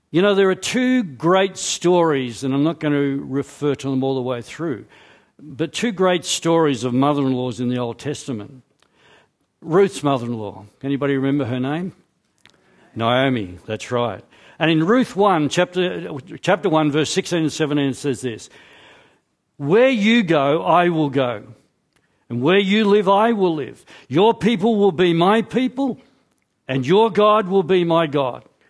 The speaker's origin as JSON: {"language": "English", "region": "Scotland", "country": "United Kingdom", "said": "I'm Scottish"}